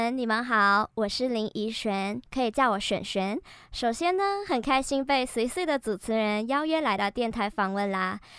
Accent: Malaysia; moved away as an adult; now in Taiwan; 我是马来西亚人。

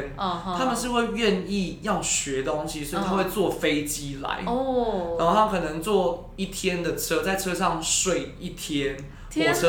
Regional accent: Taiwan; 我是标准的台湾人

